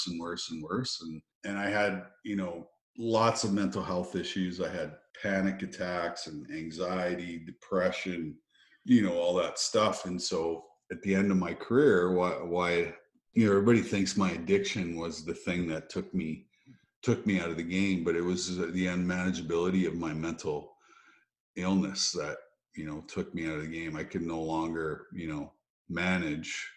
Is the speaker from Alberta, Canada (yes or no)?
no; Russell, Manitoba, Canada; also born or lived in Saskatchewan; we moved to another town, which was Russell, which became my hometown